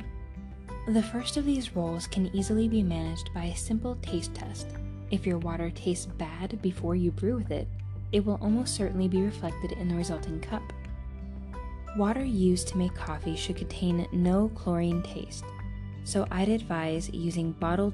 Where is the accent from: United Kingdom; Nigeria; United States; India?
United Kingdom; Cornwall, South West England; moved away; also born or lived in London; I grew up in Cornwall, in the rural southwest of the UK